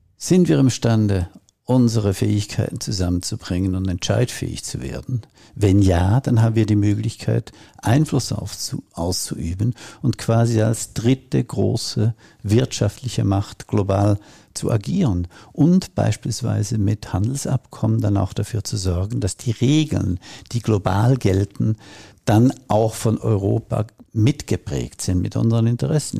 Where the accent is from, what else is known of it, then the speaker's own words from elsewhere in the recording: Switzerland; ich komme aus der Schweiz